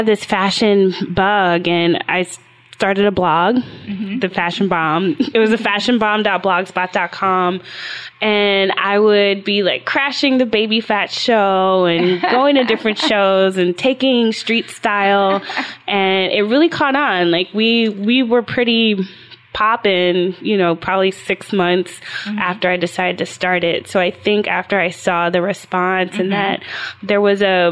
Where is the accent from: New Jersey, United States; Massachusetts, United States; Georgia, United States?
Georgia, United States; Atlanta; I grew up in Atlanta, Georgia